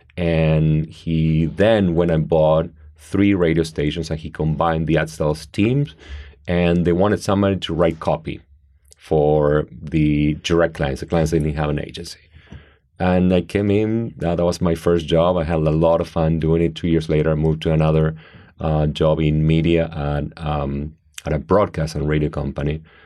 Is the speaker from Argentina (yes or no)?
yes; Argentina; now in United States; I grew up in Argentina in a great um, traditional middle class family